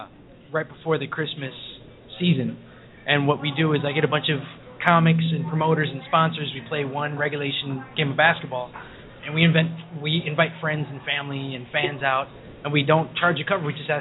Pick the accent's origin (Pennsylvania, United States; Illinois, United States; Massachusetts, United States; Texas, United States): Illinois, United States; Chicago; You know, I'm not from New York. I'm from Chicago.